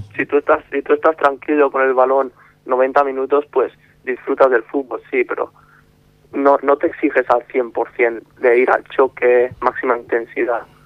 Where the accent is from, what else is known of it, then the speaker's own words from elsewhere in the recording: Barcelona, Catalonia, Spain; also born or lived in Mallorca / Madrid; yo empecé en la cantera del español, cuando vine de Mallorca a vivir a Barcelona. Empecé con ocho años